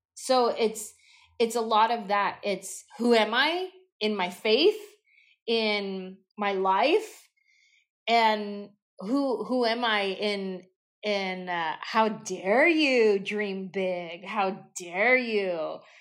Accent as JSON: {"language": "English", "town": "San Jose", "region": "California", "country": "United States", "said": "I'm just this little Mexican girl from San Jose"}